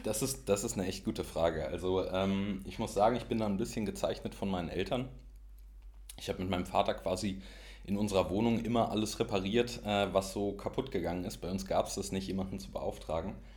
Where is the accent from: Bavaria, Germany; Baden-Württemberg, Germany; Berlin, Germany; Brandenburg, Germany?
Berlin, Germany; dass man aus Berlin kommt